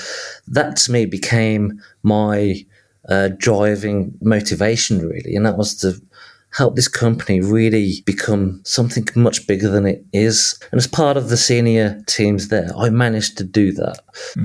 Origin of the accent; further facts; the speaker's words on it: Birmingham, West Midlands, United Kingdom; accent: Midlands; I was born and raised and grew up in south of Birmingham